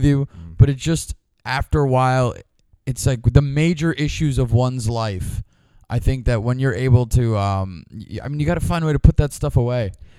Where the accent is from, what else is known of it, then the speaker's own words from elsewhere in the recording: New York City, New York, United States; I'm from Queens, so I never really left in a way.